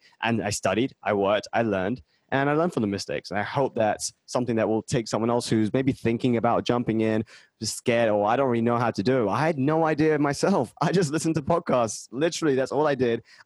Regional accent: London, United Kingdom; moved away as an adult; now in Boston, United States; I was born in London

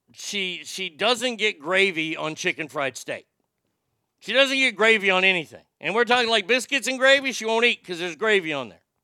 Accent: United States; I'm an American

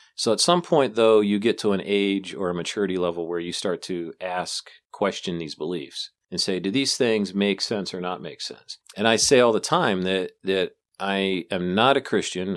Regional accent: United States; being born and raised in America

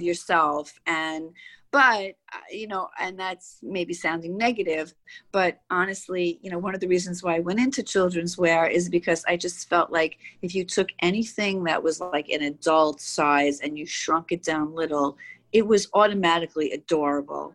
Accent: New York City, New York, United States; growing up in Queens

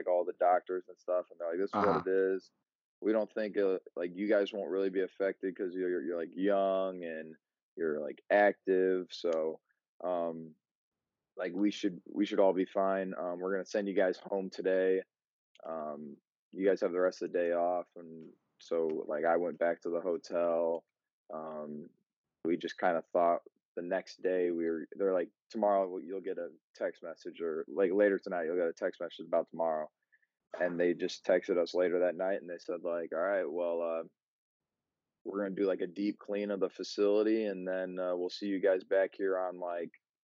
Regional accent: Munster, Indiana, United States; now in Valparaiso, United States; I'm from Munster, Indiana. Now I live out in Valpo

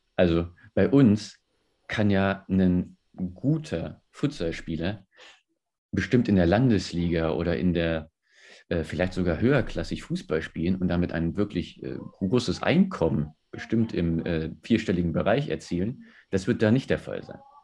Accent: Germany; bei uns in Deutschland

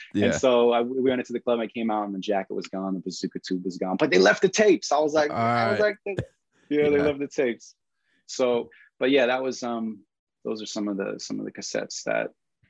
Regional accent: East Coast, United States; I guess just growing up on the East Coast and my brother having Technique turntables, sneaking down to the basement and messing up his records and needles, trying to figure out how to scratch.

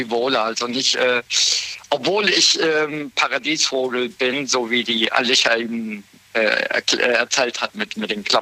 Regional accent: Siegen, North Rhine-Westphalia, Germany; ich bin in Siegen groß geworden. Bin dann von 2010 bis 2012 bin ich umgezogen nach Föhl am Edersee in der Nähe von Kassel, ja.

